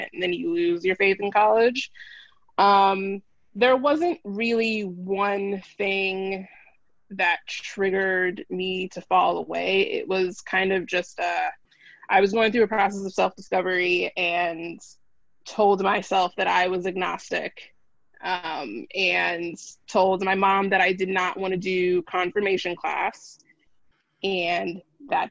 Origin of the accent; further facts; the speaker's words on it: San Diego, California, United States; I grew up in San Diego, California, born and bred, which is where I live now